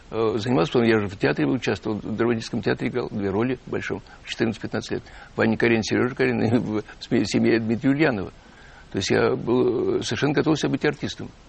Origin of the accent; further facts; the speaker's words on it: Ivanovo, Ivanovo Oblast, Russia; now in Moscow, Russia; Конечно, потому что я, когда начал, приехал в Москву из Иванова, да, да. такой серый, скучный такой мальчик